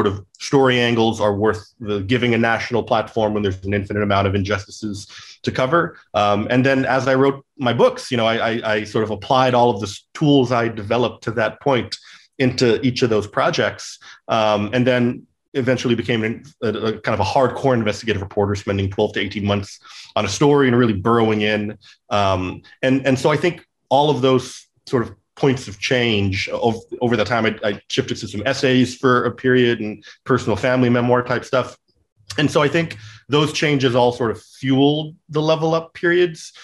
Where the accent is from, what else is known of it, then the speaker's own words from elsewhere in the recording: California, United States; also born or lived in St. Louis; I grew up in California